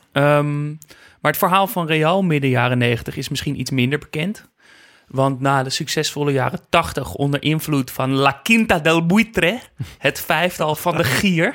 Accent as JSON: {"language": "Dutch", "town": "Amsterdam", "region": "North Holland", "country": "Netherlands", "said": "ik kom uit Amsterdam en uh, uit een familie met, met, met eh, Ajax-liefhebbers"}